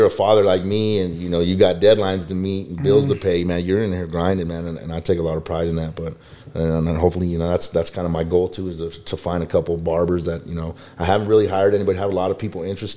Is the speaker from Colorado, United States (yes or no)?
yes; Denver, Colorado, United States; also born or lived in Johnstown, Colorado; I'm from Colorado in my early 20s